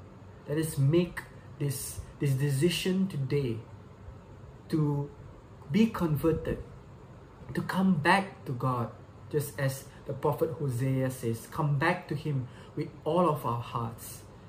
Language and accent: English; Subang Jaya, Selangor, Malaysia; Once again, I'm from Subang Jaya, Malaysia.